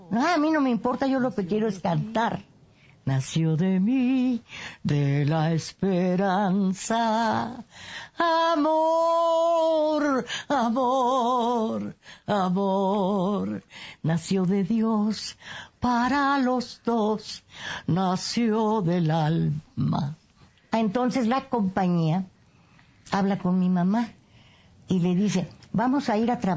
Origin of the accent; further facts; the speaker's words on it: Cárdenas, San Luis Potosí, Mexico; Tengo 91 años. … Nací en Cárdenas, San Luis Potosí. Es un lugar de, de ferrocarril importante.